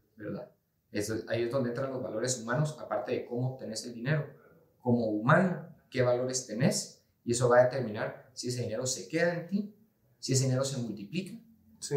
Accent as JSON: {"language": "Spanish", "country": "Guatemala", "said": "como guatemaltecos"}